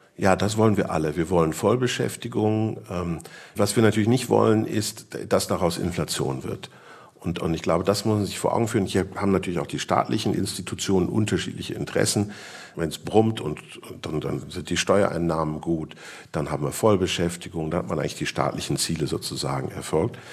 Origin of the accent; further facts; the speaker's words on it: Switzerland; bei uns in der Schweiz